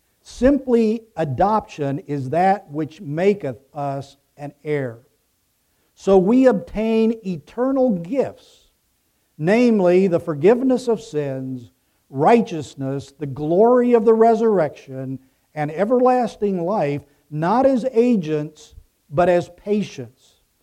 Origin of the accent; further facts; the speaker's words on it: Ecuador; moved away as an adult; now in United States; I grew up in Ecuador, the child of missionaries. I didn't come back to the United States until I was 18 years old.